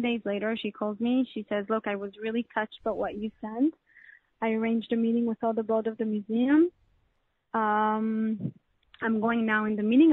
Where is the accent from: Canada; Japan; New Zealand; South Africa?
Canada; I'm Canadian so I speak French.